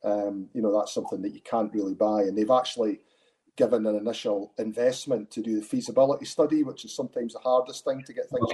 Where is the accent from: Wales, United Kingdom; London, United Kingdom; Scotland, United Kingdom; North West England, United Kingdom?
Scotland, United Kingdom; Arbroath; now in Dundee, United Kingdom; I grew up in Arbroath, so that's where my interest is. I stay up in Dundee now, but I was schooled in Arbroath and grew up in the town.